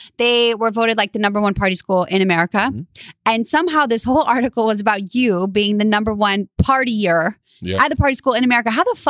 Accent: Louisiana, United States; I'm from Louisiana too.

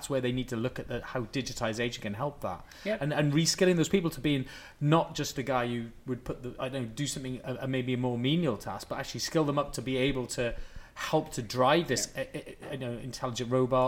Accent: Wales, United Kingdom; I'm going to use my Welsh thing because I'm from Wales.

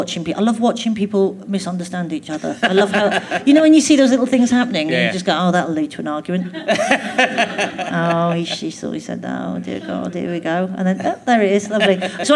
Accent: Glasgow, Scotland, United Kingdom; Yeah, because I was still at school in Glasgow, and I was quite keen to move quite far away.

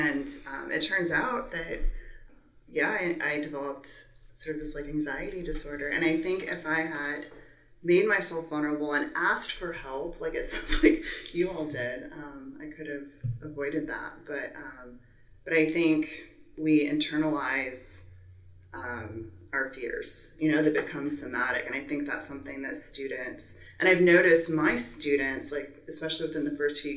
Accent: San Antonio, Texas, United States; now in Rio Grande Valley, United States; I'm from San Antonio originally

